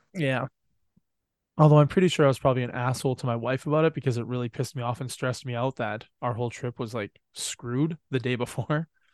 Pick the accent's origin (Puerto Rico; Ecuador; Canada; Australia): Canada; I'm Canadian